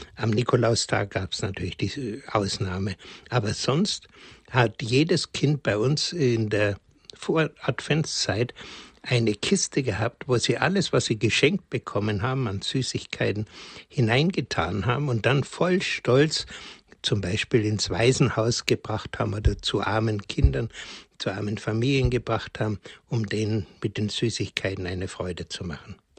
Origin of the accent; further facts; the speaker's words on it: Bavaria, Germany; bei uns in Bayern